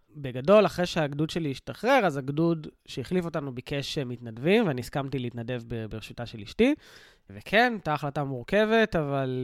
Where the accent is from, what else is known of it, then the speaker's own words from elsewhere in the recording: Sderot, Southern District, Israel; כדרומי או כמילואימניק, אה, כשדרותי